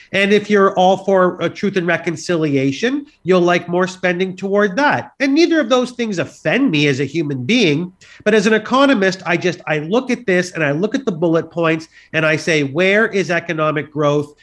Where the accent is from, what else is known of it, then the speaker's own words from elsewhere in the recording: Canada; we're Canadian